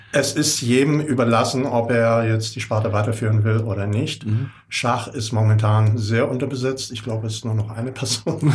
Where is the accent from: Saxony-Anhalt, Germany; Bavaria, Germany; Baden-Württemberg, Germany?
Baden-Württemberg, Germany; Rauher Kapf; ich bin genau gegenüber groß geworden am Rauen Kapf. Meine Eltern sind dort 64 hingezogen